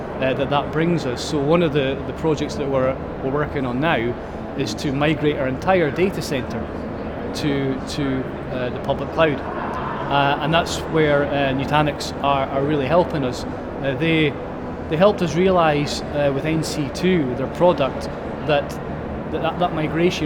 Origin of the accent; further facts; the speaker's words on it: Highlands of Scotland, United Kingdom; also born or lived in Taiwan; I was born in the Highlands of Scotland and lived there all my life, albeit I spent a year in Taiwan for quite a while